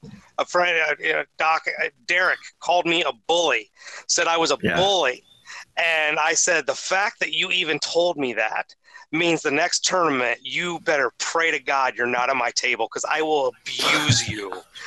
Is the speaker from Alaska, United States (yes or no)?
no; Ohio, United States; I'm really excited growing up in Ohio.